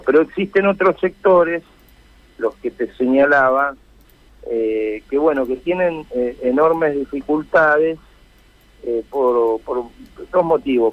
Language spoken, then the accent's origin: Spanish; Felicia, Santa Fe, Argentina; soy de un sector eh, productivo, soy nacido en Felicia, que es una zona tambera